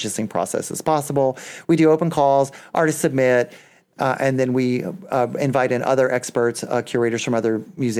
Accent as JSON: {"language": "English", "town": "Splendora", "region": "Texas", "country": "United States", "tie": "born or raised there", "said": "my hometown of Splendor"}